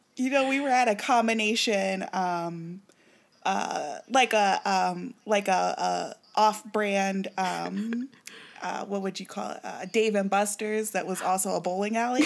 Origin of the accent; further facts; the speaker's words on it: Kansas City, Missouri, United States; moved away; "Where you from?" And I was like, "Kansas City."